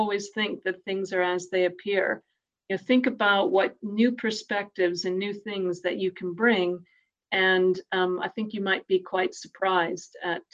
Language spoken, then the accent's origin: English; Canada; now in United Kingdom; as a Canadian female